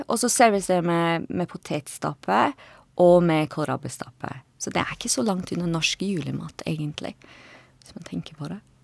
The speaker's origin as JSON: {"language": "Norwegian", "town": "Edinburgh", "region": "Scotland", "country": "United Kingdom", "second_language": "Norwegian", "moved": "as an adult", "lives_now": "Oslo, Norway", "said": "jeg kommer fra Edinburgh i Skottland. Jeg eh, bodde i Norge i litt over 15 år"}